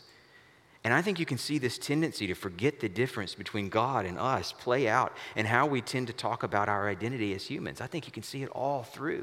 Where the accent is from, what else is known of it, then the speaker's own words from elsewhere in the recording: the American South, United States; a Southerner and not a Westerner or a Northerner